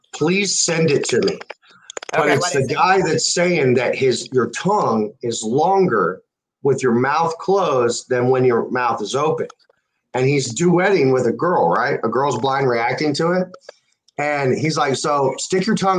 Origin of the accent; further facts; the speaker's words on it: Oswego, New York, United States; moved away; also born or lived in Midland, Texas; I was born in Oswego, New York